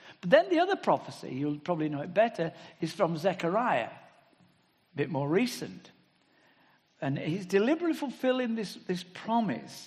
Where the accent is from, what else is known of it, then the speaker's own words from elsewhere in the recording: England, United Kingdom; speaking as Englishman